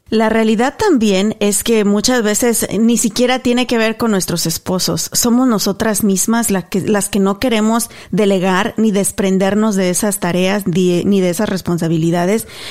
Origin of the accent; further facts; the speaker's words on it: Mexico; now in United States; yo recuerdo nacida y creciendo en México